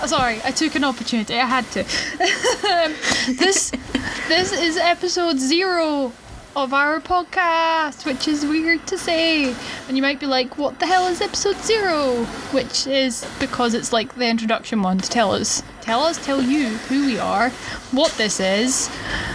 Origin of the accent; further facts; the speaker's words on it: Scotland, United Kingdom; I am Scottish